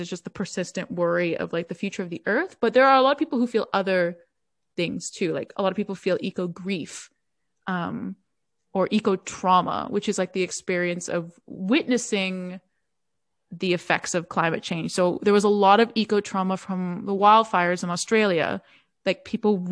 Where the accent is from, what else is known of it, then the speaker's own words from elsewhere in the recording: Toronto, Ontario, Canada; I'm from Toronto, Canada, but my family is from Italy, so I guess I'm Italian-Canadian